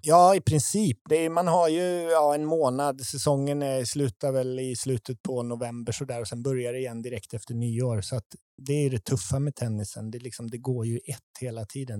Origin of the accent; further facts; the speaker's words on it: Tibro, Västra Götaland, Sweden; jag är uppväxt i Sverige